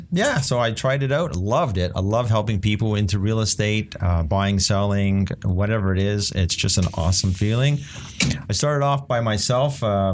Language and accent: English; Montreal, Quebec, Canada; moved away as an adult; now in Ontario, Canada; I grew up back in Montreal, had a great childhood, married a perfect wife, had some kids, lost a job, moved to Ontario